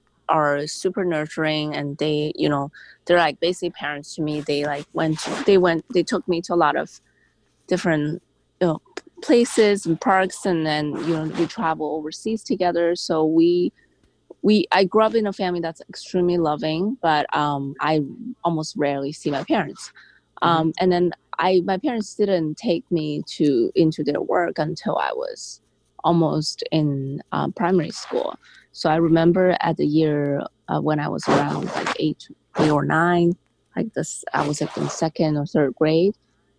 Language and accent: English; Guangzhou, Guangdong, China; moved away as an adult; now in United States; So I grew up actually overseas. So I grew up in this town called Guangzhou in southern China. And I grew up in an entrepreneurship family